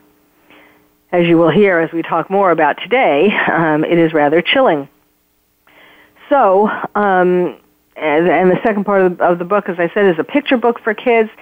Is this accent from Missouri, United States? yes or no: no; New York City, New York, United States; moved away as an adult; now in California, United States; I am born and bred in New York City